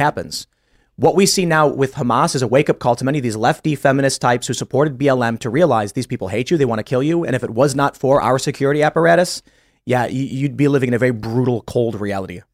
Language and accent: English; United States; we grew up in the United States